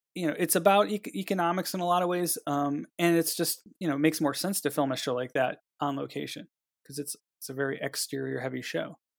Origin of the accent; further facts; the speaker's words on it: Cleveland, Ohio, United States; now in Los Angeles, United States; being from Cleveland